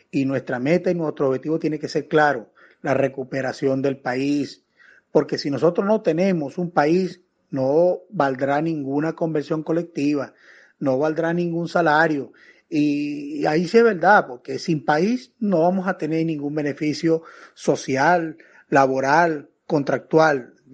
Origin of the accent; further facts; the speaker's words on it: Venezuela; Vale, nosotros somos venezolanos. La cédula de nosotros dice venezolano